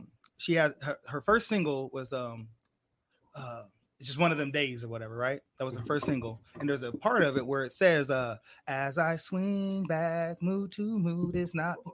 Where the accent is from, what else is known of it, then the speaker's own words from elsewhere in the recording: Hutchinson, Kansas, United States; now in San Diego, United States; my hometown Hutchinson